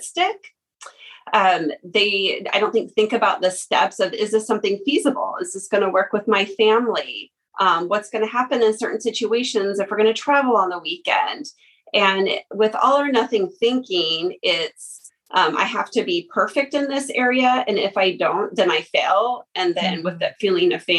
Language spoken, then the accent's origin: English; Lewiston, Idaho, United States; I was born and raised here in the Lewis Clark Valley, graduated at Lewiston High School